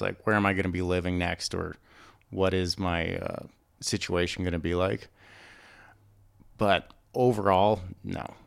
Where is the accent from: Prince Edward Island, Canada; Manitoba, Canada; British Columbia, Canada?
Prince Edward Island, Canada; moved away as an adult; growing up on Prince Edward Island